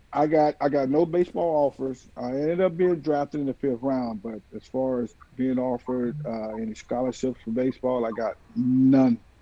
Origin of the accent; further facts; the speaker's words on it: Sanford, Florida, United States; I grew up in Sanford